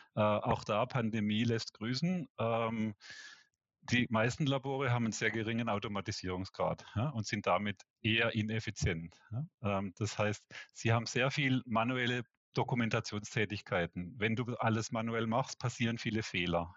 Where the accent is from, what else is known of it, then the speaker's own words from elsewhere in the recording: Black Forest, Baden-Württemberg, Germany; moved away as an adult; also born or lived in Karlsruhe / Walldorf / Munich; now in Switzerland; komme aus dem Schwarzwald